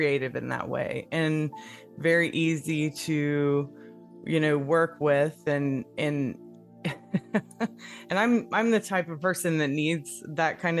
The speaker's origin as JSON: {"language": "English", "region": "Appalachia", "country": "United States", "tie": "born or raised there", "said": "we're both from, you know, Appalachia, and that's really what you grow up with. But we, growing up in the Bible Belt"}